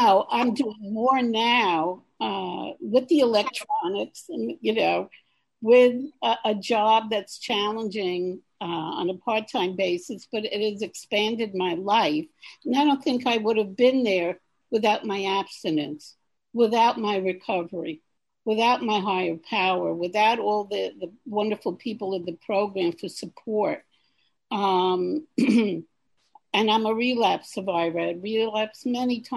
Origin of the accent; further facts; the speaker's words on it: New York City, New York, United States; I am from Queens, New York